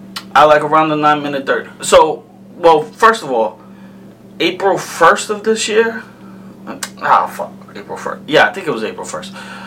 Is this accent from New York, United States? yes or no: yes; New York, United States; I'm from New York.